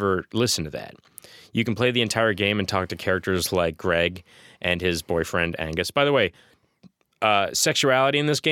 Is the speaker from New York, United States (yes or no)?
no; Massachusetts, United States; moved away; I'm from Massachusetts. My town is a red drop in a blue bucket